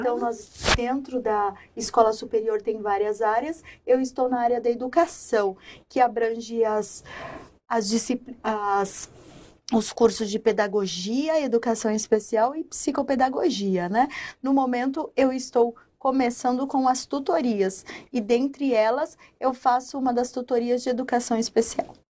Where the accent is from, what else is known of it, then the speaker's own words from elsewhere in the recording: São Paulo, Brazil; Eu sou de São Paulo